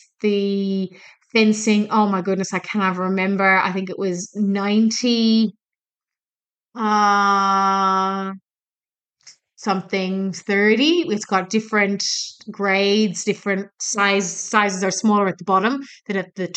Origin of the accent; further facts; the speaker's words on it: Ireland; now in Australia; I'm from Ireland